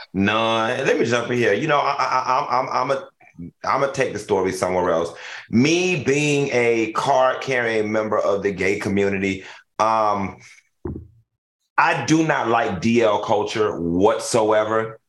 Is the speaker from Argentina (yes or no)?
no; Miami, Florida, United States; I'm from Miami